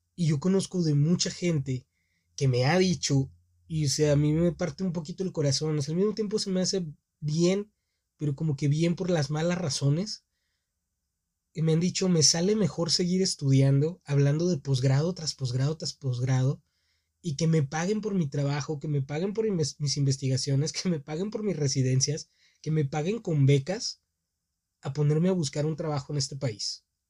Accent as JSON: {"language": "Spanish", "country": "Mexico", "tie": "born or raised there"}